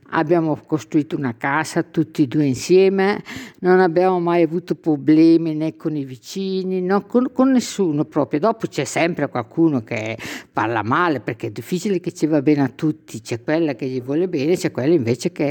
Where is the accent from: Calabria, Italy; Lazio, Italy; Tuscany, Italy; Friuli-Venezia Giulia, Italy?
Calabria, Italy; Marina di Gioiosa Ionica; Io vengo dalla Calabria.